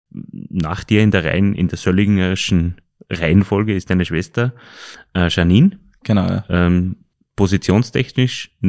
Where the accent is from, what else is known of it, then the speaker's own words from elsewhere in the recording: Linz, Upper Austria, Austria; Nein, ich bin ein waschechter Linzer.